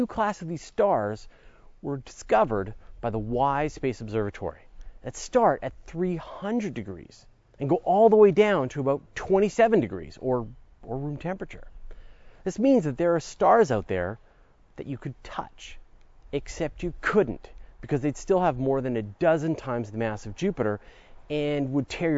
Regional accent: Canada; accent: Canadian; If you've heard me say oot and a boot, you know I'm a Canadian. And we Canadians are accustomed to a little cold.

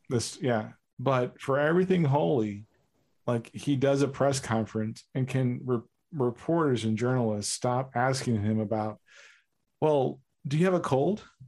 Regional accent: New York, United States; I am a New Yorker

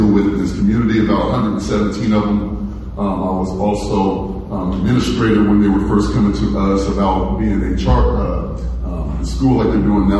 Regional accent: Muncie, Indiana, United States; I was born and raised here in Muncie, Indiana

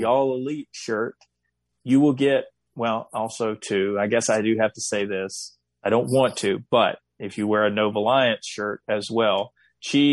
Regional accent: the South, United States; growing up in the South

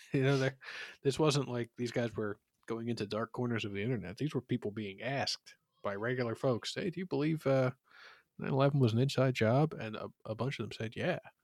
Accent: Philadelphia, Pennsylvania, United States; I, I grew up in Philadelphia

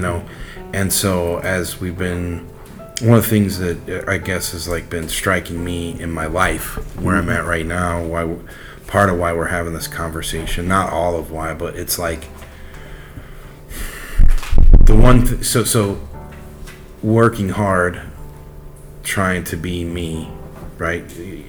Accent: just outside of Chicago, Illinois, United States; moved away; I grew up the son of a steel mill worker. Mm-hmm. You know, where I grew up just outside of Chicago, I was what you would consider to be lower middle class

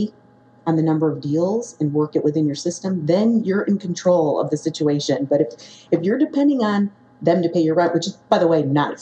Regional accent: Chicago, Illinois, United States; Chicago is my hometown

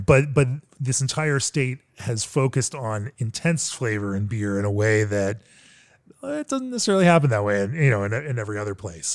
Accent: Orlando, Florida, United States; moved away; I am in my hometown, the town of my birth, Orlando, Florida.

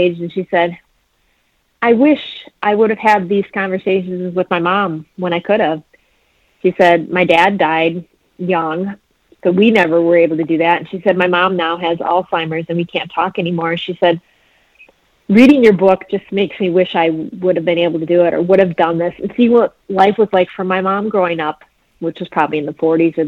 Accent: Antigo, Wisconsin, United States; growing up in the Green Bay Diocese in Antigo, Wisconsin

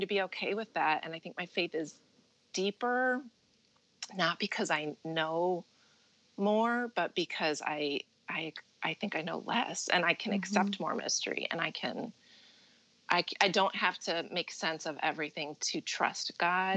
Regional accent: Midwest, United States; moved away as an adult; now in New Jersey, United States; I grew up in the Midwest

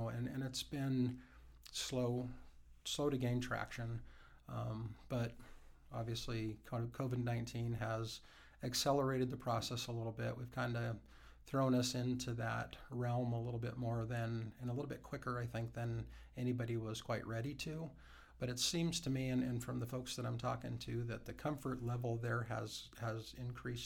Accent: Wyoming, United States; also born or lived in Montana; I've been, like I said, been in Wyoming most of my life.

